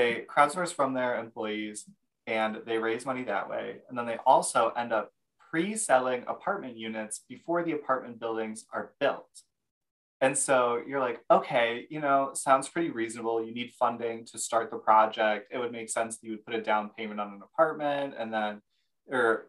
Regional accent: Michigan, United States; me and Erica, we're both from Michigan

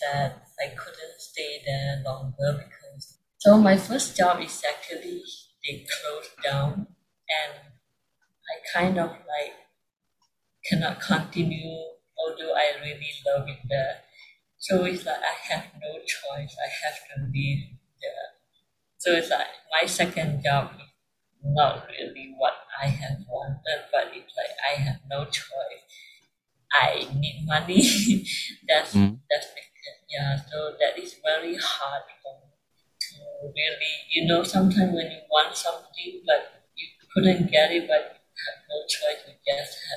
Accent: Malaysia; moved away as an adult; now in Kuala Lumpur, Malaysia; my hometown is like a very small place, small state, but now I'm living alone in the capital

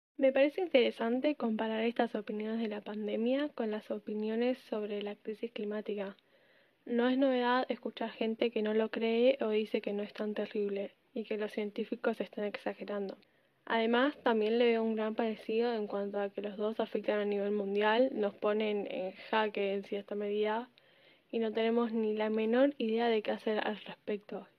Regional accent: Argentina; también soy de Argentina

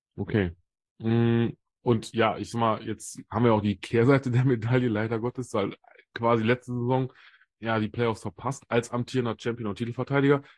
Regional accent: Solingen, North Rhine-Westphalia, Germany; hier bei mir aus meiner Heimat in Solingen

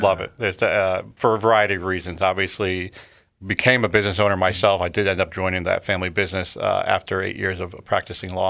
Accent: Connecticut, United States; born and raised in Connecticut, lived here, uh, all fifty-two years of my life

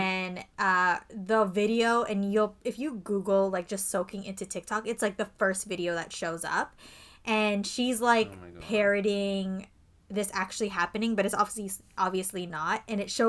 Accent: Canada; we're not American, we're from Canada

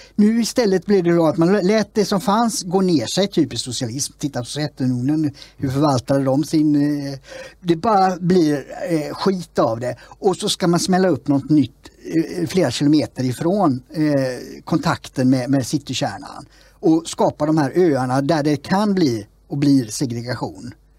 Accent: Gothenburg, Västra Götaland, Sweden; Annedals, stadsdelen där det sprängdes för ett tag sedan och där jag växte upp eh, till stora delar

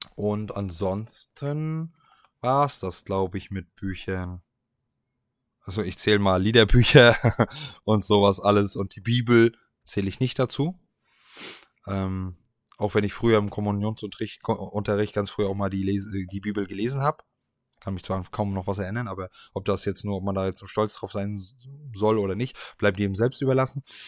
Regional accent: Stralsund, Mecklenburg-Vorpommern, Germany; meiner Heimatstadt

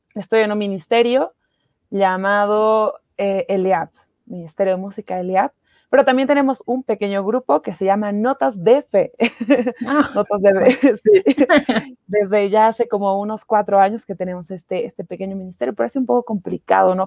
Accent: El Alto, La Paz, Bolivia; yo soy del Alto, yo vivo en una parroquia

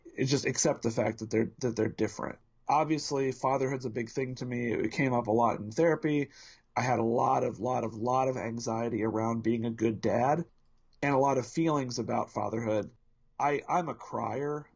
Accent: Indianapolis, Indiana, United States; born and bred in Indianapolis, Indiana

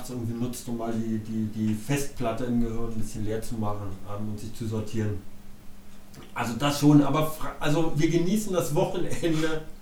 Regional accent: Berlin, Germany; ich bin gebürtiger Berliner, ähm, ich kann ja sagen, Baujahr 68, habe den Fall

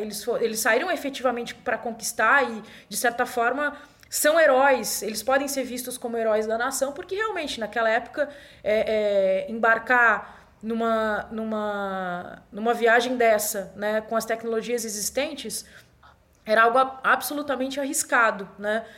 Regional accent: Brazil; para nós aqui que somos brasileiros e brasileiras

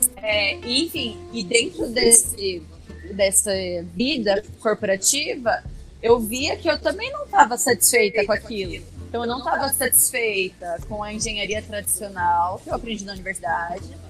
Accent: interior of São Paulo, Brazil; moved away as an adult; now in Curitiba, Brazil; Sou do interior de São Paulo. Hoje moro em Curitiba, porque vim para cá fazer engenharia civil e fiquei

